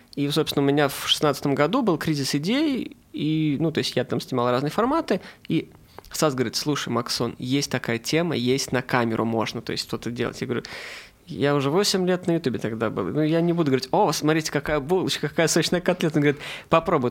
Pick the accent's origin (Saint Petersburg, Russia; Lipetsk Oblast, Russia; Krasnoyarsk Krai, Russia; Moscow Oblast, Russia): Saint Petersburg, Russia; я из Петербурга